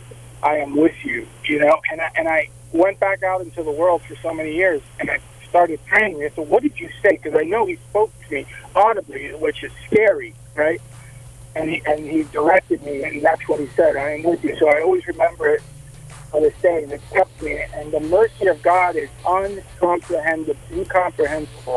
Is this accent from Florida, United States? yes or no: yes; South Florida, United States; also born or lived in Alabama; now in Huntsville, United States; I'm originally from South Florida, but I've been in Alabama many years